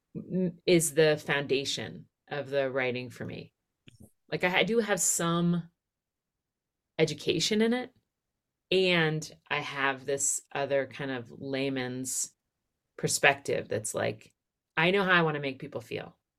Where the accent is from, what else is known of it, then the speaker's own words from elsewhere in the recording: outside of Philadelphia, Pennsylvania, United States; I grew up outside of Philadelphia.